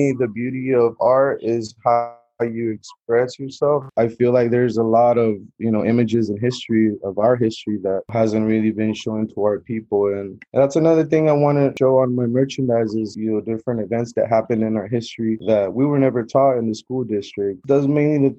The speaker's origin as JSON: {"language": "English", "town": "Acapulco", "region": "Guerrero", "country": "Mexico", "moved": "yes", "said": "I'm originally from Acapulco, Guerrero, here at Mexicano"}